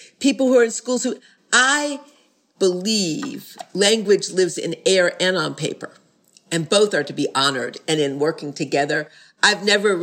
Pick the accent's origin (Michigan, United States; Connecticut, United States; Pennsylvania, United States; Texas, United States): Michigan, United States; Detroit; I grew up in Detroit.